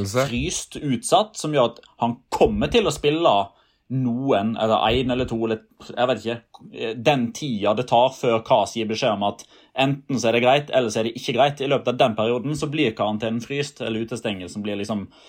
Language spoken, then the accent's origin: Norwegian; Norway; som nordmenn